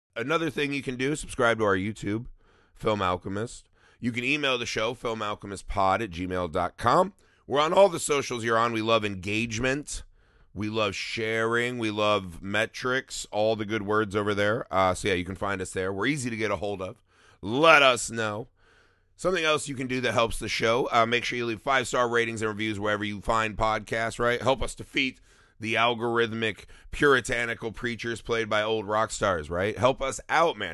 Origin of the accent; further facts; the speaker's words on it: Indiana, United States; we're from Indiana